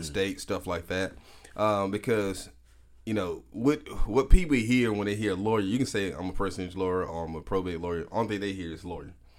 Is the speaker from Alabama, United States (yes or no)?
yes; Prichard, Alabama, United States; also born or lived in Birmingham, Alabama; I'm originally from Pritchard, Alabama